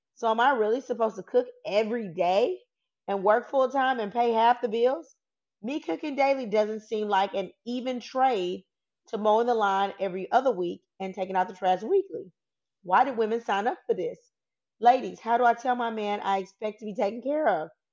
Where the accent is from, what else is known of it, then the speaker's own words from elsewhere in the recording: the South, United States; I'm from the South. I'm Southern